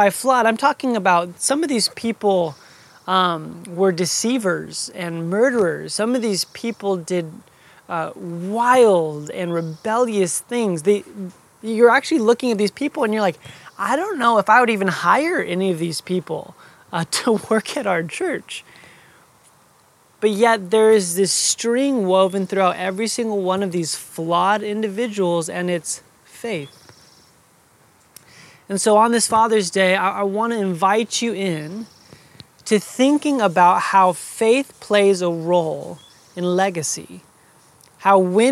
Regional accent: Phoenix, Arizona, United States; I was born in Phoenix, Arizona

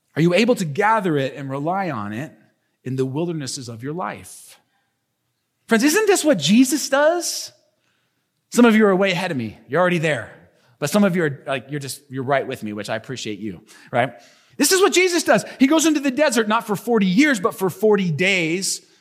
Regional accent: United States; us as modern American people

